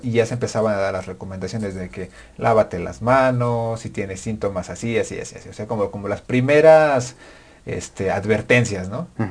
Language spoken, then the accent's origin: Spanish; Mexico